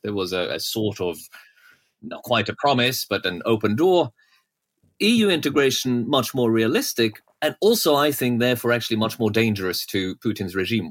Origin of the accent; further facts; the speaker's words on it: Norway; moved away; I grew up in Norway